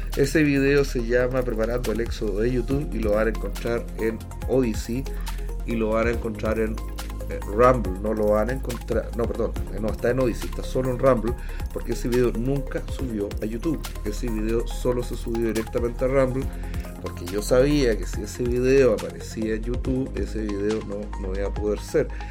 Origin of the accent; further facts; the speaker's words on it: Chile; also born or lived in Washington DC